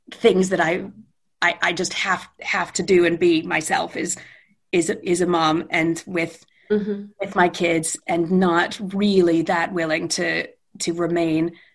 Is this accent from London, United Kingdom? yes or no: yes; London, United Kingdom; I was born in London um, and lived there for